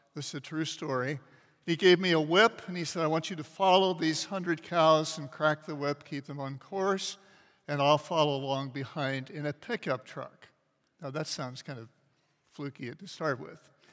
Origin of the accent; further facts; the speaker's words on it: Kansas City, United States; I grew up in Kansas City, which is a big city about the size of Indianapolis